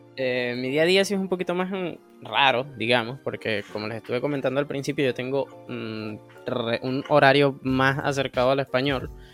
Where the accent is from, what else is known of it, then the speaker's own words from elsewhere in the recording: Anaco, Anzoátegui, Venezuela; soy del, de Anaco, una pequeña ciudad de la región, bueno, de la región, estado, Anzuategui